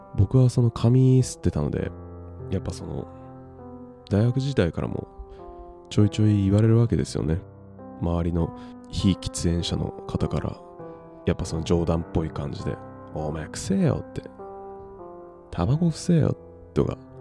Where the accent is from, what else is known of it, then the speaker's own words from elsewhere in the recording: Japan; この日本に生まれて地球に生まれて